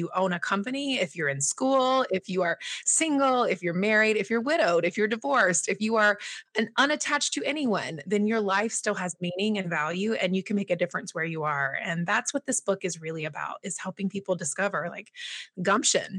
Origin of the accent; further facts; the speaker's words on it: the South, United States; moved away as an adult; also born or lived in Los Angeles / Manhattan; So I was born and raised in the South until I was 21 years old, and I moved out to the West Coast